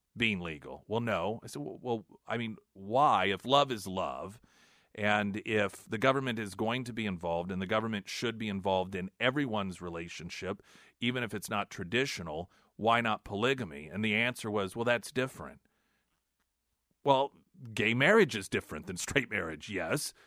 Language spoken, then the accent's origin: English; United States; as an American